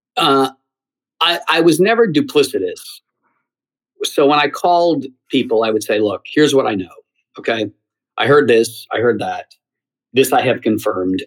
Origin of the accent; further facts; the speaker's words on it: Geneseo, New York, United States; I grew up in uh, Geneseo, New York, a small town outside of Rochester